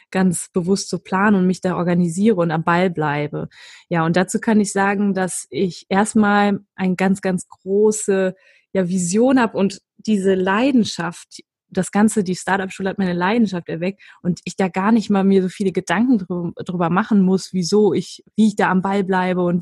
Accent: Düsseldorf, North Rhine-Westphalia, Germany; auch als Düsseldorfer Mädchen darf man Köln gut finden.

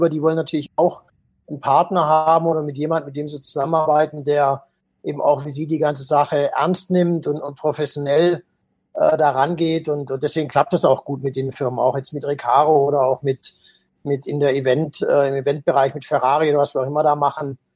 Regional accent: Baden-Württemberg, Germany; Aber als Schwabe ist man immer

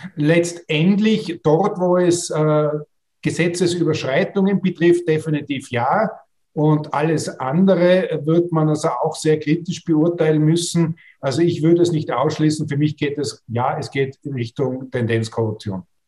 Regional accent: Austria; als Österreicher und Österreicherinnen

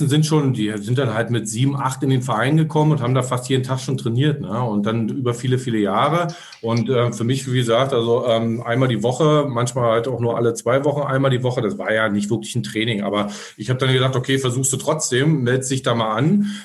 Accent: Berlin, Germany; wir kommen aus Ostberlin, äh, sind ja in, also ich bin in Ostberlin 1977, boah, schon lange her, aber ist, ist so immer so ähm, geboren und ja, da, da, da kommst du, da wächst du natürlich so ein bisschen so rein.

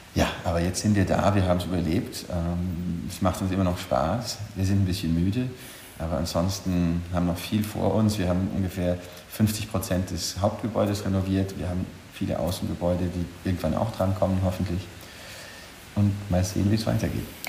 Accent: Bolzano, Trentino-Alto Adige, Italy; moved away as an adult; also born or lived in Vienna, Austria / Paris, France; now in Honfleur, France; Ursprünglich komme ich aus Südtirol, aus Bozen

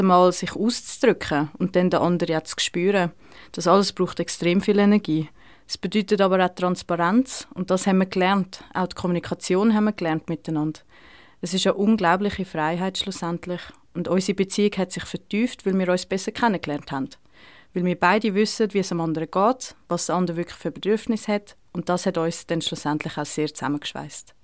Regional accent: Switzerland; bei uns in der Schweiz

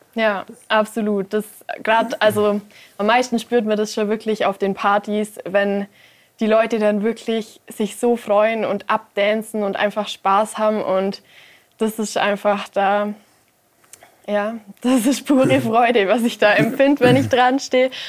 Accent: Mindelheim, Bavaria, Germany; auch gerade in meiner Heimatstadt

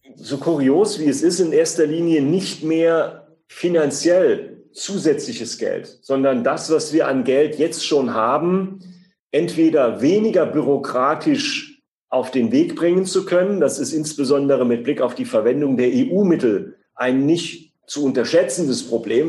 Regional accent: Siersburg, Saarland, Germany; Wir haben in meinem Heimatort wie selbstverständlich auch eine gebundene Ganztagsgrundschule, die sogar bilingual französisch ausgerichtet ist

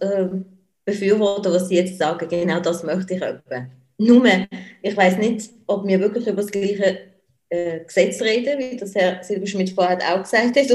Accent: Basel, Basel-Stadt, Switzerland; ich jetzt als Baslerin

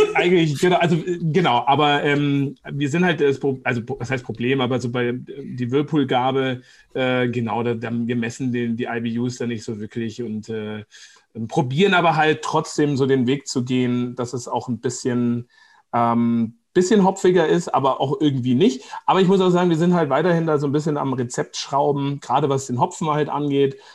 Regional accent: Seeshaupt, Bavaria, Germany; moved away as an adult; also born or lived in Giessen, Hesse / Munich / Coburg / Vancouver, Canada; now in Nuremberg, Germany; ich bin geboren eigentlich in Gießen, in Hessen tatsächlich, und aber mit zwei, drei Jahren sind wir dann ähm, mit Vater und Mutter nach, äh, genau, nach, nach äh, Oberbayern gezogen, nach Seeshaupt am Starnberger See, ganz im Süden.

